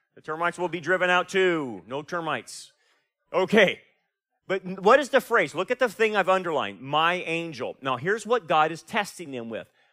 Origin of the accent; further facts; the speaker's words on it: Delano, California, United States; moved away; I'm from Delano